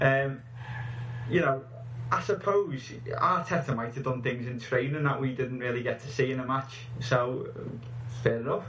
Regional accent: England, United Kingdom; I'm an Englishman

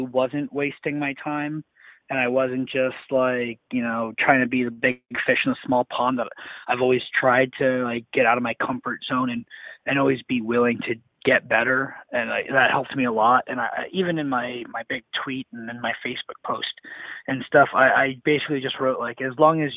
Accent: New England, United States; I'm very proud to be from this area

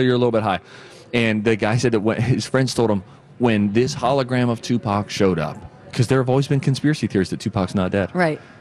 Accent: Pennsylvania, United States; I'm from Pennsylvania

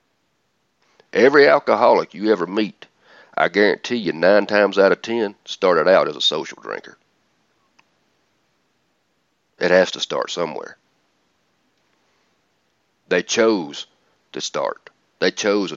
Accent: Atlanta, Georgia, United States; I'm from Atlanta

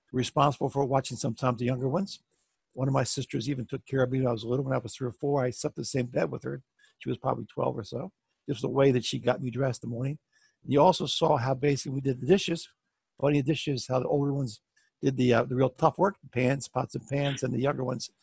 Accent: Bethesda, Maryland, United States; I'm from Bethesda, Maryland

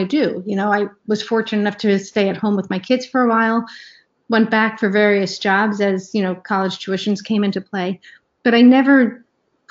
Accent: New York, United States; moved away as an adult; also born or lived in Ohio / Washington, D.C. area; I grew up in New York and then moved to Ohio for college and grad school

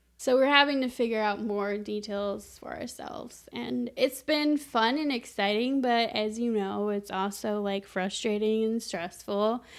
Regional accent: New Mexico, United States; moved away as an adult; now in Chicago, United States; we're moving back to my hometown where I was born and raised

